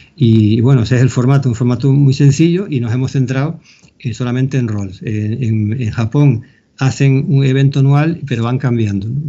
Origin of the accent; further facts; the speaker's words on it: Canary Islands, Spain; accent: Canarian; yo me he aprendido con acento canario a, decir las palabras en groenlandés